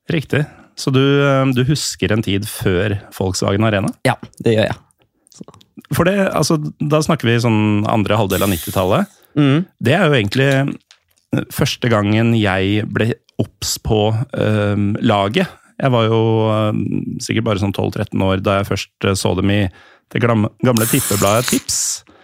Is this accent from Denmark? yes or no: no; Germany; Jeg er tysk, det stemmer det.